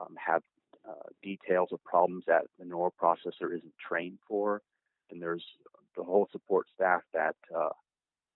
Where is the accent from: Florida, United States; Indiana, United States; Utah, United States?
Indiana, United States; Indianapolis; I am from Indianapolis.